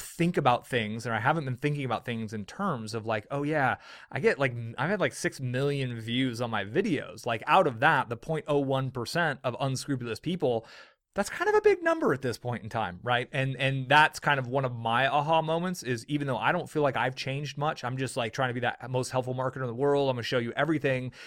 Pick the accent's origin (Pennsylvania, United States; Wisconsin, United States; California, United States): California, United States; I grew up in California